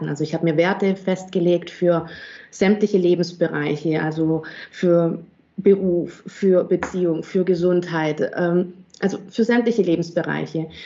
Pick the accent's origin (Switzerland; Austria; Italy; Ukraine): Italy; Auletta, Campania; now in Germany; ein einzigartiges, hochwertiges Olivenöl aus meinem Heimatdorf Auletta in Süditalien.